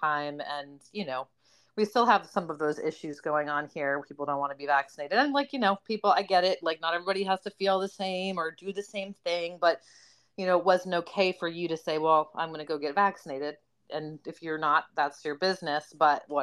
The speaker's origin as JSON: {"language": "English", "region": "New Jersey", "country": "United States", "tie": "born or raised there", "also_born_or_lived": "Virginia / Florida", "moved": "as an adult", "said": "I am a Jersey girl. I grew up in New Jersey."}